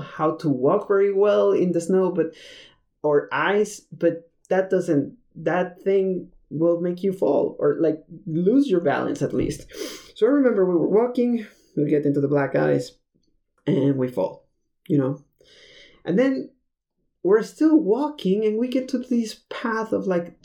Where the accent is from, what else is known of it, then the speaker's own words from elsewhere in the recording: Mexico City, Mexico; moved away as an adult; also born or lived in Detroit, Michigan / Spain; I am from Mexico City